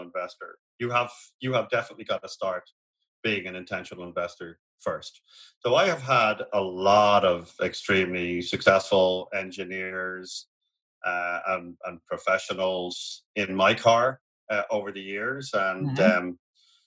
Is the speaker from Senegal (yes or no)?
no; Ireland; moved away; We're both Irish, and we just simply do not have a 30-year fixed program in our country.